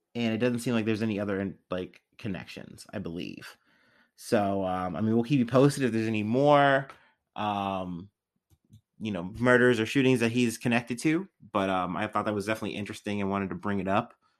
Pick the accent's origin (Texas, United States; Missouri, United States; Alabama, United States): Missouri, United States